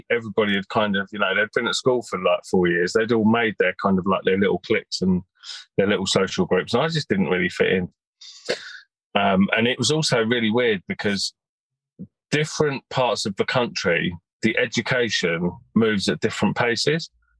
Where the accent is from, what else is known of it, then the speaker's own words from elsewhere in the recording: Birmingham, West Midlands, United Kingdom; now in north of London, United Kingdom; I was born in Birmingham back in the mid-70s, lived there, was quite happy as a child